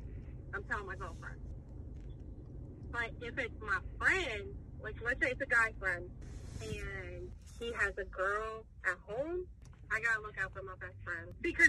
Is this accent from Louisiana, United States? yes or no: no; New York, United States; I'm from New York.